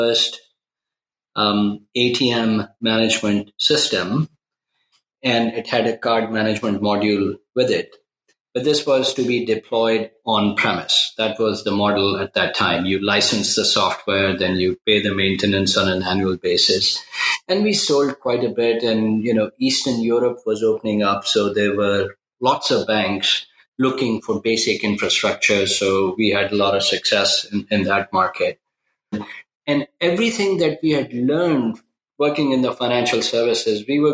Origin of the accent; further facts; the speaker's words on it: Pakistan; moved away as an adult; now in United States; I was born in Pakistan, and I moved to the U.S. Pre-internet email days to go to college. So after high school, I came to the U.S. to go to college